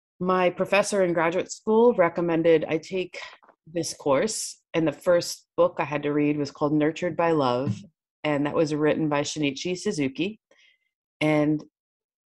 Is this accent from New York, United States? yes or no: yes; New York, United States; I grew up in New York